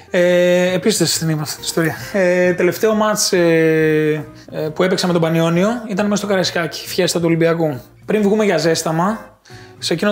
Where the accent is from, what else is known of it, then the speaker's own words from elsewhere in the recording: Patras, Western Greece, Greece; moved away; also born or lived in Athens; όταν μετακομίσαμε στην Πάτρα εμεί από την Αθήνα, το 91, ήμουνα δύο χρονών σχεδόν.